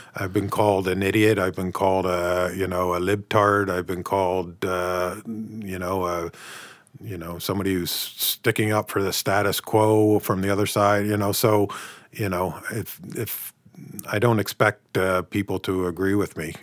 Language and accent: English; United States; now in Canada; I'm from the States